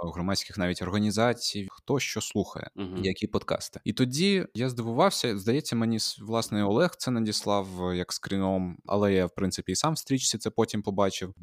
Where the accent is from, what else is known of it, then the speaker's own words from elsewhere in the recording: Gurzuf, Crimea, Ukraine; moved away; Ми обидва кримчанини, ми з Гурзуфу